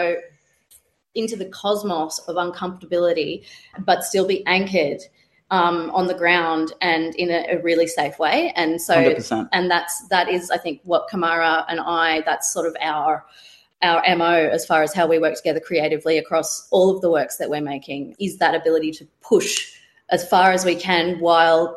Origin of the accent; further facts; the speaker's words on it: Melbourne, Victoria, Australia; I grew up in Naarm, Melbourne.